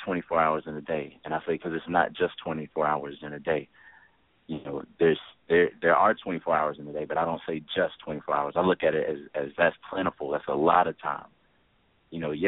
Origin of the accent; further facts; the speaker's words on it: Memphis, Tennessee, United States; I'm a Memphian